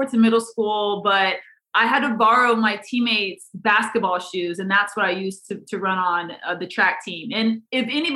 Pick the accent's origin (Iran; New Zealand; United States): United States; Iowa; growing up in Iowa, that's just obviously where I'm from. So I wanted to honor the people in the area where I was raised